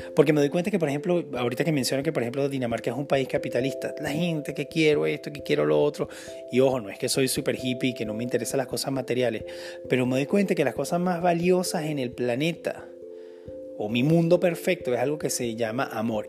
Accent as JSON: {"language": "Spanish", "country": "Venezuela", "moved": "yes", "said": "yo vengo de Venezuela, que es un país 95% cristiano"}